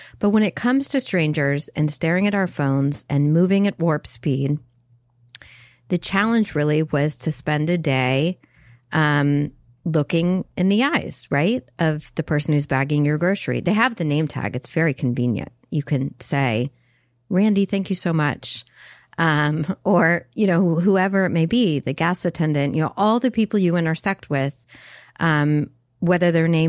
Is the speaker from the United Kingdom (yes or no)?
no; North Carolina, United States; Yeah, I'm a dude from North Carolina.